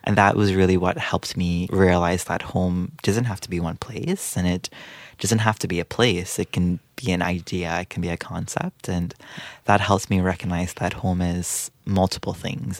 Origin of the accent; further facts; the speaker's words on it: Guyana; moved away as an adult; also born or lived in Trinidad and Tobago; now in Peterborough, Canada; I was born in Trinidad and Tobago, but I lived for most of my life in Guyana in South America, uh, before moving to Canada.